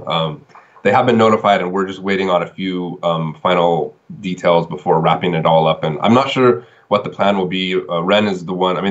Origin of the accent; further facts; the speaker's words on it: San Diego, California, United States; now in China; I'm originally from San Diego